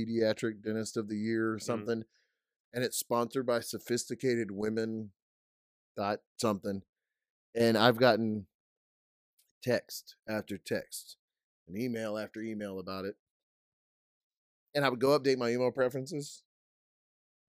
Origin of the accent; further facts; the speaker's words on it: Louisiana, United States; where we're from, and we're like, oh, Louisiana.